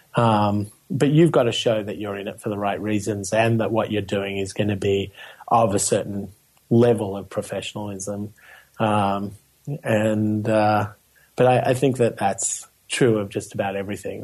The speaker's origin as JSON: {"language": "English", "town": "Melbourne", "region": "Victoria", "country": "Australia", "tie": "born or raised there", "moved": "yes", "said": "growing up in Melbourne, Australia"}